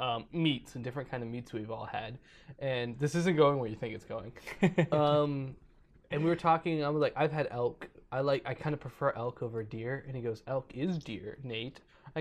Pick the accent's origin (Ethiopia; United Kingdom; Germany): Germany; Bavaria; born there; I was born in Bavaria, which is also the southern part of Germany.